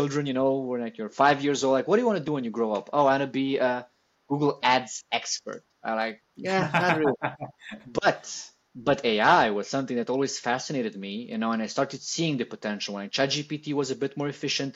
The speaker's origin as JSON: {"language": "English", "country": "Italy", "said": "I come from Italy"}